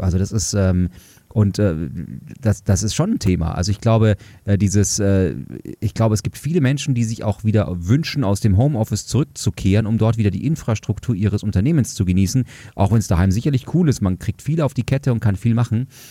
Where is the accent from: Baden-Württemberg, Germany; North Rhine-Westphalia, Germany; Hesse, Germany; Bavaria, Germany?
Bavaria, Germany; Munich; ich komme aus München